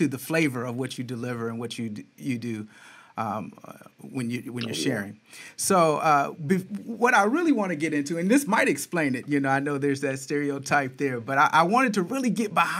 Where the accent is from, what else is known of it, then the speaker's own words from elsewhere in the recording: Flint, Michigan, United States; moved away as an adult; also born or lived in Detroit metro area, Michigan; now in Atlanta, United States; I live in the A right now, but I'm from Michigan, spent a lot of time, most of my adult career in the Detroit metro area, but grew up in Flint